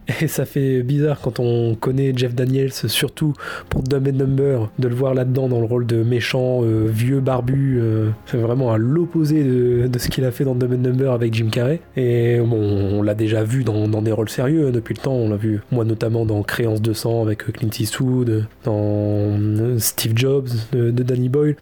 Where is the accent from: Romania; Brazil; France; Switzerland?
France; accent: French; mon magnifique accent français